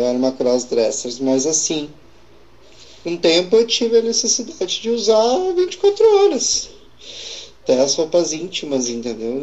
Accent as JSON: {"language": "Portuguese", "town": "Estrela", "region": "Rio Grande do Sul", "country": "Brazil", "said": "Eu sou de Estrela"}